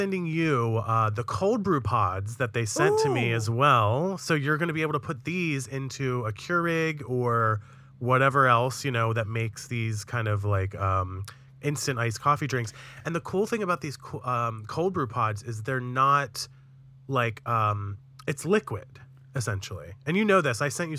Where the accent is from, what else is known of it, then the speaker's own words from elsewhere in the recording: New York, United States; That's the funny thing about being a New Yorker is like if you live in the city, you generally don't know much about the rest of the state